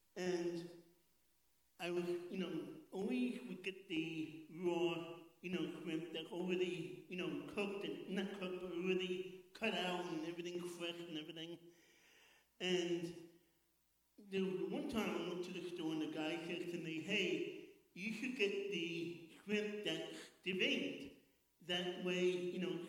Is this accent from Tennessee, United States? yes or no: no; New York City, New York, United States; I'm born and bred in Queens, New York.